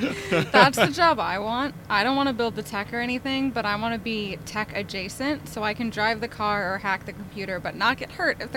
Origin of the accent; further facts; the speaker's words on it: United States; as an American